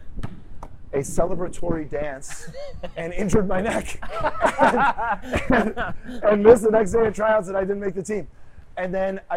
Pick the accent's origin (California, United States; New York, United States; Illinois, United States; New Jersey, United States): Illinois, United States; Bolingbrook; also born or lived in Naperville, Illinois / Villa Park, Illinois; I grew up in Bolingbrook until fifth grade, and then a brief stint in Naperville and then Villa Park